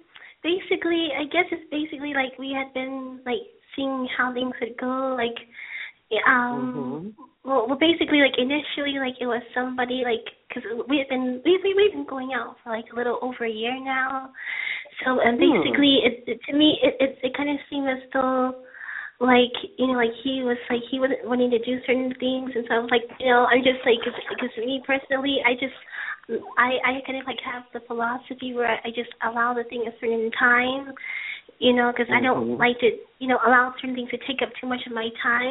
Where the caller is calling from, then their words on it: Hollywood, California, United States; Right now I'm in Hollywood, California area.